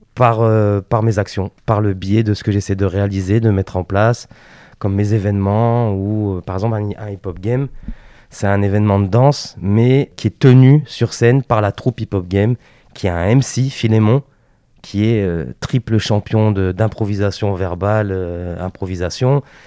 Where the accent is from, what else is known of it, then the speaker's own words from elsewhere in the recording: Lille, Hauts-de-France, France; moved away as an adult; also born or lived in Paris; je suis originaire du Nord